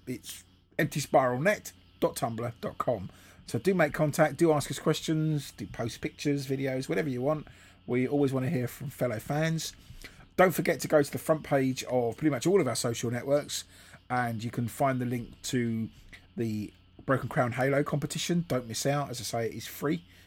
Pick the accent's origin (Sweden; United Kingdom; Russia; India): United Kingdom; England; being English